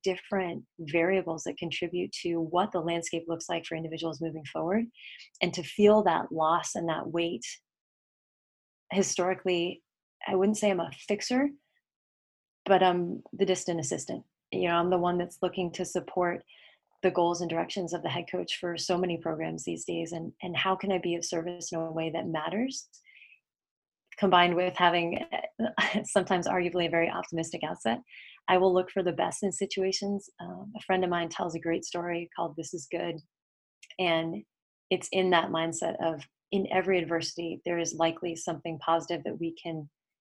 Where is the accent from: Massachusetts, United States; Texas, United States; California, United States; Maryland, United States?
California, United States; Bay Area; born or raised there; also born or lived in Connecticut / Tennessee / Pennsylvania